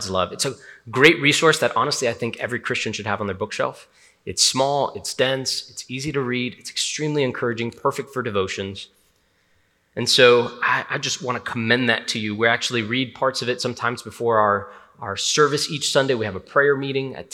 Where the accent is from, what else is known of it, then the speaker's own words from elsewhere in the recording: Hialeah, Florida, United States; I'm from Hialeah, Miami.